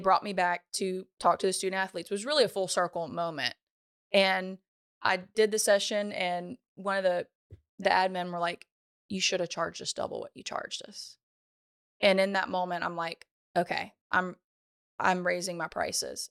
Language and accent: English; Ponchatoula, Louisiana, United States; I'm from Ponchatoula, Louisiana